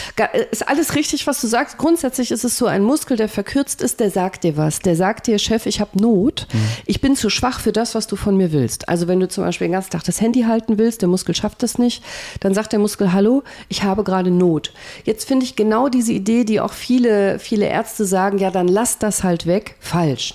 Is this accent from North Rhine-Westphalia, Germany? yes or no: yes; Remscheid, North Rhine-Westphalia, Germany; ich komme aus Remscheid